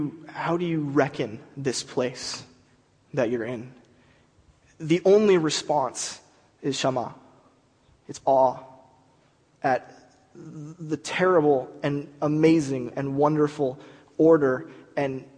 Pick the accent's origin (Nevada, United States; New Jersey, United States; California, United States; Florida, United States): California, United States; America, California